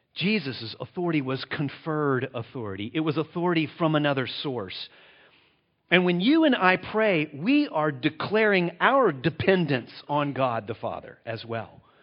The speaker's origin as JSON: {"language": "English", "country": "United States", "said": "I'm from the United States of America"}